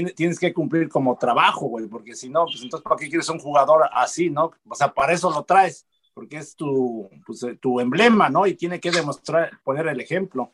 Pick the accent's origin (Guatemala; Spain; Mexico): Mexico